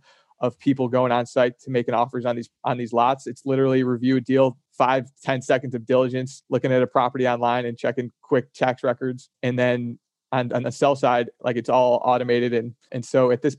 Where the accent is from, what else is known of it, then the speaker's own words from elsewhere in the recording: Chicago, Illinois, United States; moved away; also born or lived in Boston; I was out in Boston and I was from Chicago.